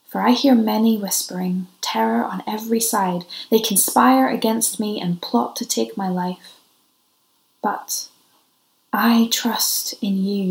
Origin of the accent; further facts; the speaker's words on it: Ireland; because I'm Irish, so I always travel with my own source of tea